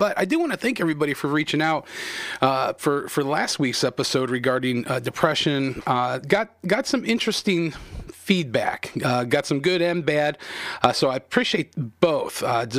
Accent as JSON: {"language": "English", "country": "United States", "said": "as an American in the country that you were born and raised."}